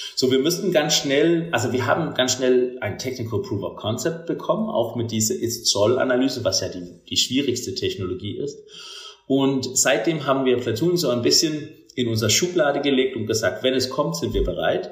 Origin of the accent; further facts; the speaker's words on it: Denmark; German is a second language; moved away as an adult; now in Germany; ich bin gebürtiger Däne, das hört man vielleicht auch manchmal.